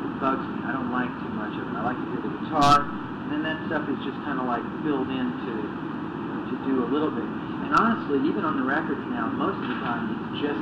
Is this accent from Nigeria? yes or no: no; United States; me growing up in America, when I grew up, around 1962